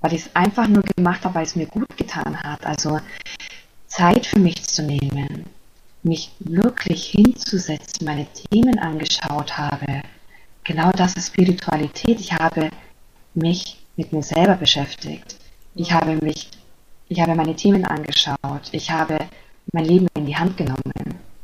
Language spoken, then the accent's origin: German; Germany; ich komme aus Deutschland